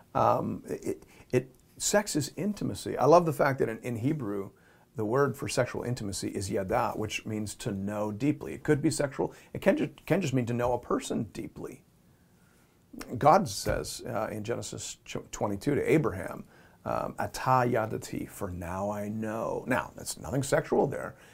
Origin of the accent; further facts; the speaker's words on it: Canada; We're speaking from the Canadian culture